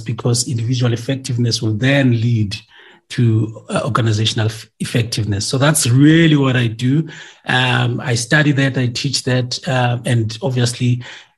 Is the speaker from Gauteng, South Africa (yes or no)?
yes; Orange Farm, Gauteng, South Africa; also born or lived in Soweto; I was born in Soweto, but I grew up in some township in the south of Johannesburg called Orange Farm